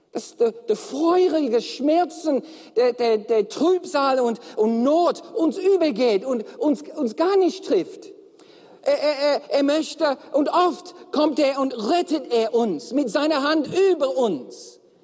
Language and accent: German; Melbourne, Victoria, Australia; German is a second language; moved away; Und ich komme aus Melbourne